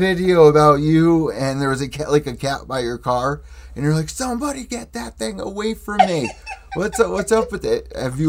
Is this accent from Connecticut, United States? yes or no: yes; New Haven, Connecticut, United States; New Haven, Connecticut. So, like, I'm like 90 minutes away from, like, New York. It's New Haven, Connecticut.